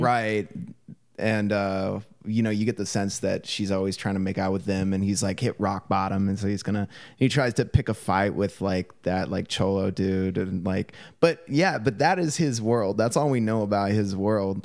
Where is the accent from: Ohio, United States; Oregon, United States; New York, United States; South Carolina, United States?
Oregon, United States; Portland; my experience growing up in Portland